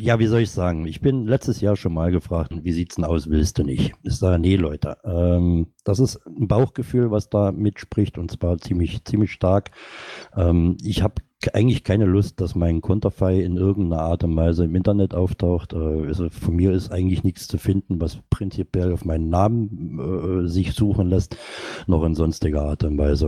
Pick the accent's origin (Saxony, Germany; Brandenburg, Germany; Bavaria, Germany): Saxony, Germany; moved away; also born or lived in North Rhine-Westphalia; bin gebürtiger Sachser